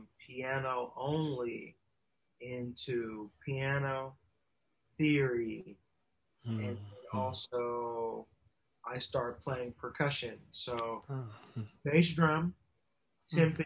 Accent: Inglewood, California, United States; also born or lived in Ladera Heights, California / Harbor City, California; I'm originally from Inglewood. We moved to Ladera when I was about 6, but all of my roots and origins still align either to Inglewood or to the city of Los Angeles

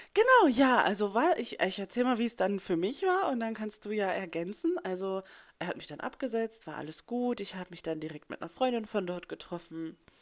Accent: West Germany, Germany; moved away as an adult; ich bin ähm, Westdeutschlands nicht sehr weit von Annes Ausbildungsplatz ähm, aufgewachsen. Also ich bin hier im Osten geboren und bin dann, als ich sechs war, darüber gezogen

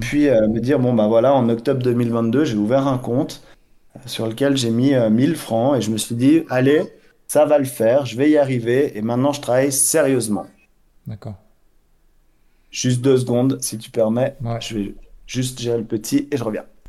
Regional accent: Switzerland; j'ai grandi en Suisse, j'adore ce pays

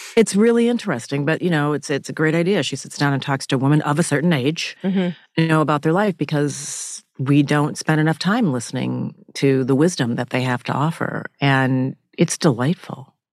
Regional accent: Minnesota, United States; I grew up in Minnesota and spending summers in Alabama where my father was from

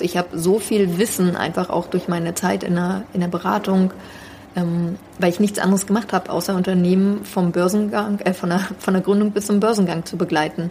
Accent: Berlin, Germany; ich bin äh, also in Berlin aufgewachsen

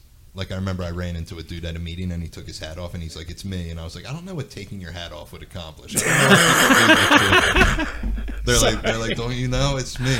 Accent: Bensalem, Pennsylvania, United States; unless I'm traveling somewhere, that's the only time I say I'm from Philly, because I grew up in Bensalem and I still live in Bensalem.

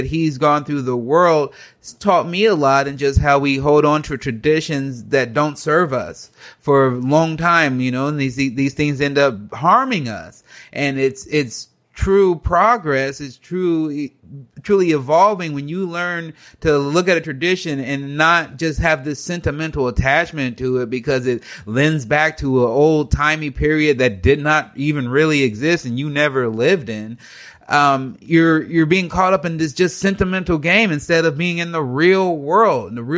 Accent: United States; I'm a grown adult. I'm an American.

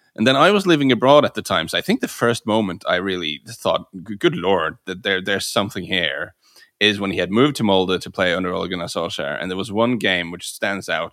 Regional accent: Bryne, Rogaland, Norway; I grew up in the same town as Erling Haaland. I grew up in Brno, um, which is a town of about, I think about twelve thousand people now in the southwest

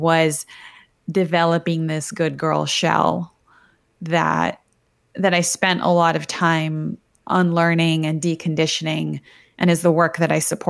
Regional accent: Toronto, Ontario, Canada; also born or lived in Buenos Aires, Argentina; So I was born in Buenos Aires in Argentina. And when I was 2 years old, my family immigrated to Toronto, Canada.

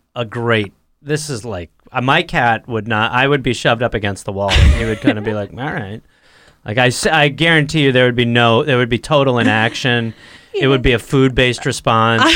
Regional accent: United States; also born or lived in England; I was raised in America

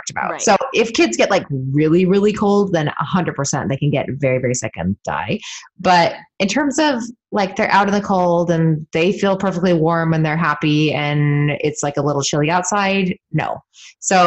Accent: California, United States; moved away as an adult; also born or lived in Vermont; now in Portland, United States; growing up in California

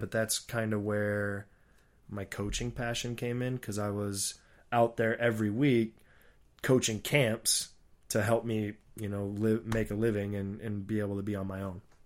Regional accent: Papillion, Nebraska, United States; in my hometown where I was born and grew up, uh, Papillion, Nebraska

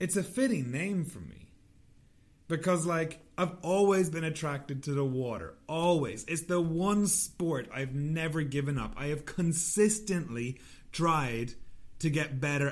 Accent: Ireland; moved away; I'm Irish

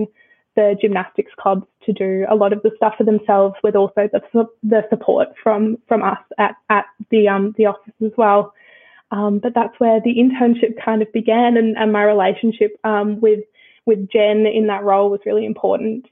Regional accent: Brisbane, Queensland, Australia; moved away as an adult; also born or lived in United Kingdom; now in Melbourne, Australia; I grew up in Brisbane

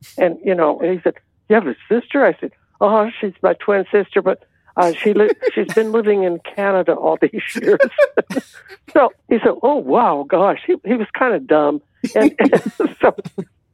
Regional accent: Los Angeles, California, United States; also born or lived in Texas; I was growing up in Hollywood with my grandmother

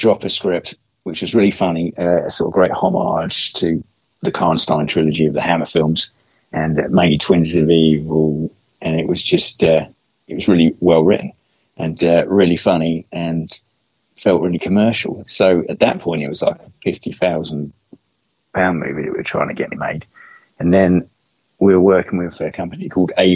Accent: Bury St Edmunds, East of England, United Kingdom; That's where I was born

